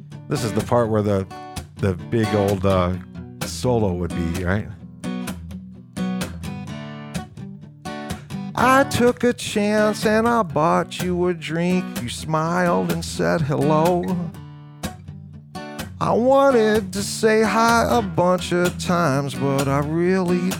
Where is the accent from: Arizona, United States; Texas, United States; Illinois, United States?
Illinois, United States; Rock Falls; I'm from Rock Falls, Illinois. And in Rock Falls, Illinois, there's a little tavern where my mom worked